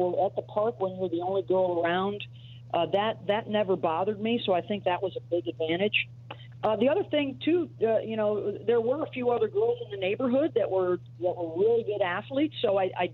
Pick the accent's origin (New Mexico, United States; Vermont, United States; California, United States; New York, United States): New York, United States; Syracuse; I grew up in upstate New York